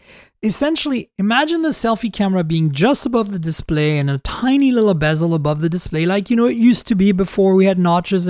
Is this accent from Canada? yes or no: yes; Canada; as a Canadian